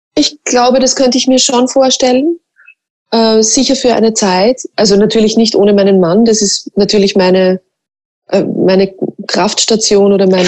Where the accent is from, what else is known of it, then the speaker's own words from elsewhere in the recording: Mostviertel, Lower Austria, Austria; accent: Mostviertler Dialekt; ich rede auch Mostviertler Dialekt